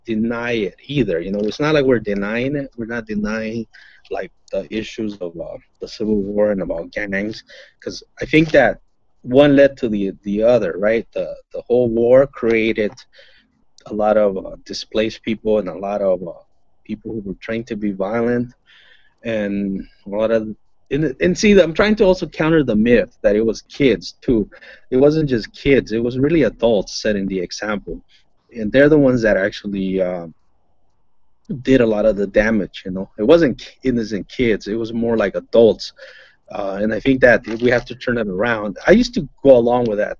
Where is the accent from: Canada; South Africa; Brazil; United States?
United States; Los Angeles, California; yo les digo de Los Ángeles.